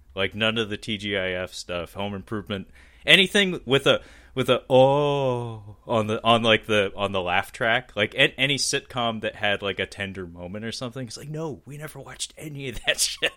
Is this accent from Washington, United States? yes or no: yes; Seattle, Washington, United States; I'm born and raised in Seattle